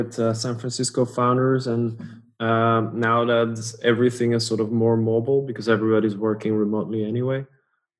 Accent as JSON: {"language": "English", "area": "Dutch-speaking part of Belgium", "region": "Flanders", "country": "Belgium", "first_language": "Dutch", "second_language": "English", "said": "I'm from the Dutch speaking part. Actually, when I was a kid, we lived in the French speaking part"}